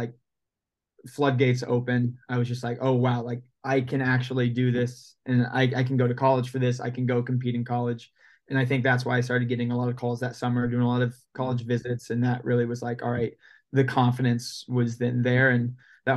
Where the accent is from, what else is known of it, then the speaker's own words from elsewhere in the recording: Indiana, United States; moved away as an adult; also born or lived in Ohio; now in Portland, United States; grew up in Indiana my whole life, went to Indiana high schools